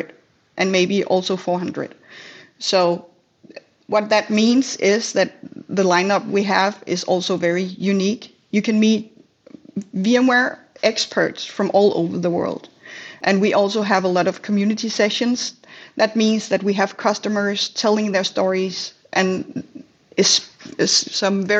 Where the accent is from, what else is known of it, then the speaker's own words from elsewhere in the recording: Denmark; I'm from Denmark.